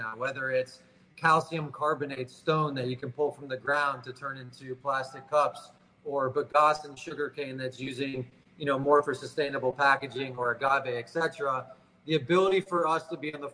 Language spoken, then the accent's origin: English; Tampa, Florida, United States; now in Miami Beach, United States; I grew up in Tampa